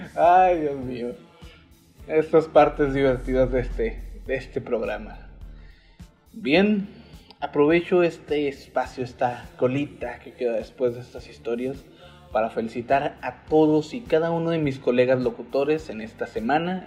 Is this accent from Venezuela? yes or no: no; Mexico; como mexicano